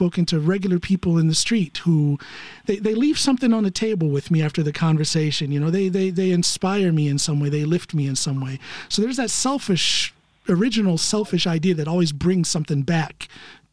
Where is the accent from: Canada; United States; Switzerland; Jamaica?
United States; now in Norway; I'm an American living here in Norway